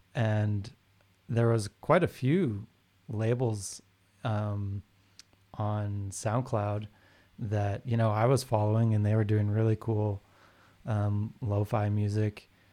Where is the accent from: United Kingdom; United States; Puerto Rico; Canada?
Canada; Calgary, Alberta; I grew up in Calgary, and so here was a big, like, rock music scene